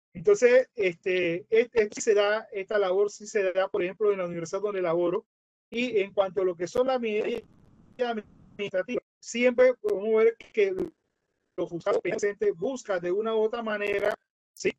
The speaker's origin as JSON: {"language": "Spanish", "region": "Colón", "country": "Panama", "tie": "born or raised there", "said": "en una provincia que se llama Colón, que es el lugar donde yo vengo"}